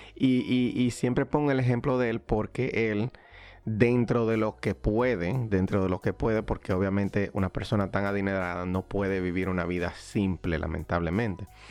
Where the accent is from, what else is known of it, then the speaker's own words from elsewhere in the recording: Dominican Republic; moved away as an adult; now in United States; mi país natal, República Dominicana